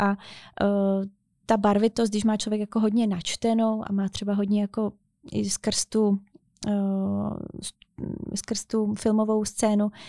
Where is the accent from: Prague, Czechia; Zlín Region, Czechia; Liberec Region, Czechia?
Zlín Region, Czechia; Otrokovice; jsem jakoby ze Zlína, z Otrokovic